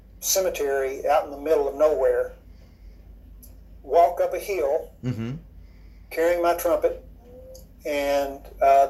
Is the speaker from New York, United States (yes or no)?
no; Paintsville, Kentucky, United States; I'm originally from Paintsville, Kentucky. That's a small town of about 4,000 in the eastern part of the state